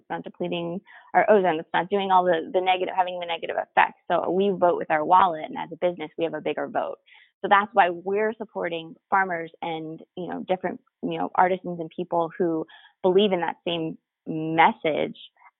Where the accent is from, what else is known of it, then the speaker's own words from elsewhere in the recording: Texas, United States; I came from Texas, but I wish in Texas that I had access to the stuff that I have access to here.